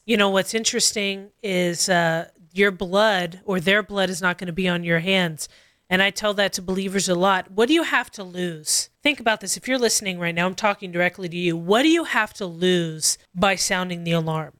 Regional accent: Costa Mesa, California, United States; I grew up in Calvary Chapel, Costa Mesa

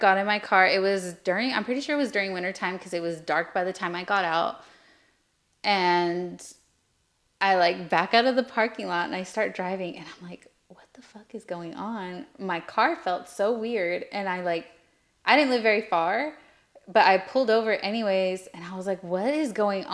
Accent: Lemoore, California, United States; born or raised there

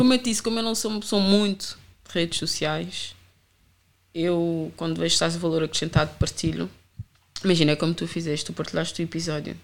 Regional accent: Amadora, Lisbon, Portugal; also born or lived in Rio de Mouro / Sintra line; eu sempre fui da Reboleira e eu cresci na Reboleira

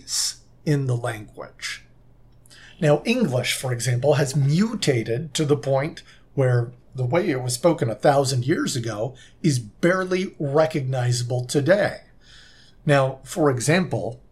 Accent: Southern California, United States; moved away; also born or lived in Utah; I'm originally from Southern California

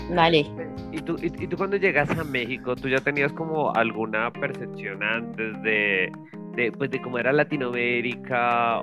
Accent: Colombia; los colombianos lo hemos vivido

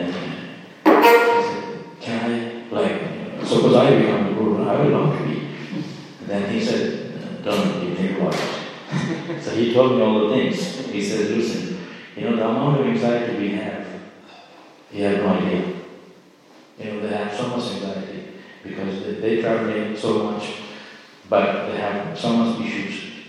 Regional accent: Miami, Florida, United States; born there; So, it's the same for me. I was born in Miami.

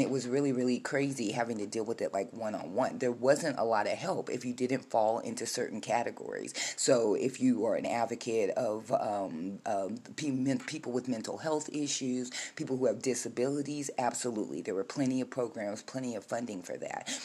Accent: United States; I am a 50 year old black American woman who was born a United States citizen on United States soil, and I am an American

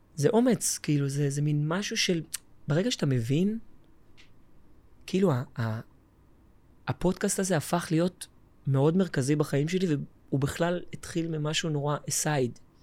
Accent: Tel Aviv, Tel Aviv District, Israel; also born or lived in Jerusalem; גדלתי בתל אביב

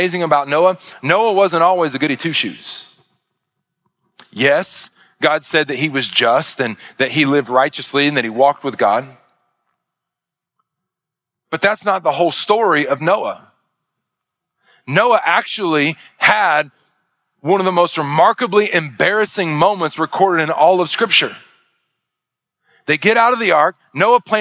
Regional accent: Arkansas, United States; I'm from Arkansas

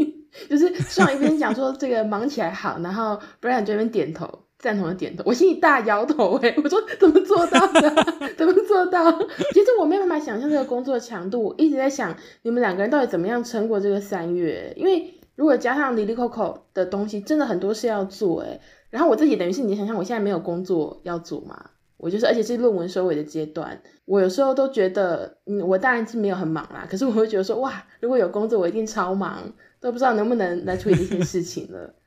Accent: Tainan, Taiwan; also born or lived in Taipei; 就因为我从大学到研究所，在台北待非常久的时间，对吧？其实台南就有一点像是稍微有点小休假的时候回家而已。

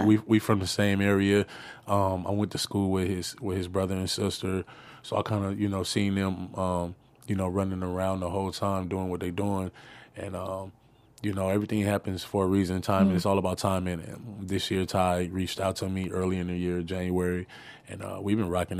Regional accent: West Coast, United States; I'm from the West, so every West Coast artist who's a legend, any album they dropped, I got it.

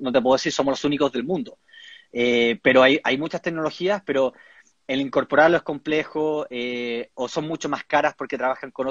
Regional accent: Chile; Estamos trabajando con cobre, algo que como chilenos también nos da orgullo.

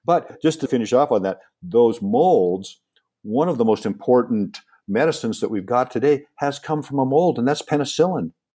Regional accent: Seattle, Washington, United States; when I grew up in Seattle

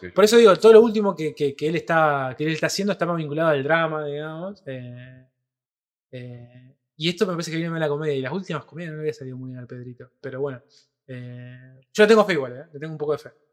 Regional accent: Rosario, Santa Fe, Argentina; nosotros somos de Rosario, tierra de eh, Lionel Messi

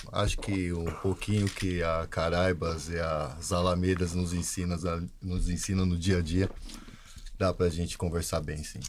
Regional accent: São Paulo, Brazil; also born or lived in Alagoas / Penha / Guarapiranga; Parque Novo Mundo é, foi onde eu me criei o maior tempo da minha vida

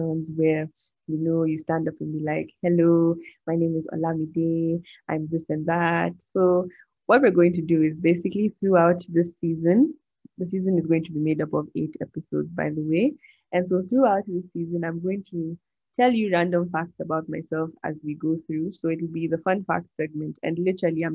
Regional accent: Nigeria; I love my country, Nigeria. Fun fact, I'm Nigerian.

